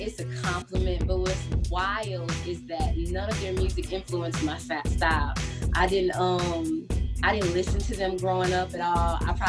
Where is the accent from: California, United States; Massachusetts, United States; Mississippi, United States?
Mississippi, United States; South; moved away as an adult; now in Atlanta, United States; I'm originally from South Mississippi.